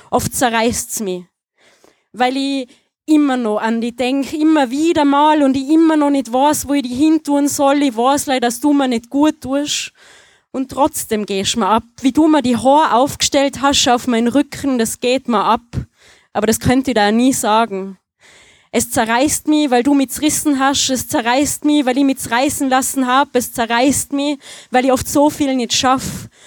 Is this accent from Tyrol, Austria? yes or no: yes; Tyrol, Austria; Ich äh, habe einen Text äh, in Mundart, äh, falls man es nicht hört. Äh, ich komme aus Tirol.